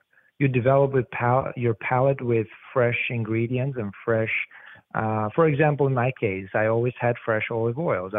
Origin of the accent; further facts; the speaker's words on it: Albania; now in New Jersey, United States; My background of food, I mean, goes back from my home country, which is Albania